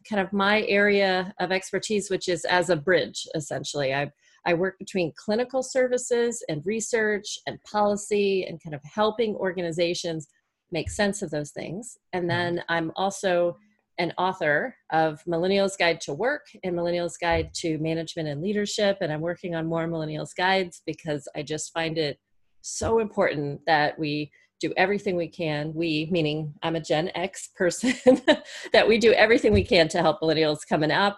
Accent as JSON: {"language": "English", "region": "Florida", "country": "United States", "tie": "born or raised there", "said": "I was born in Florida in the US"}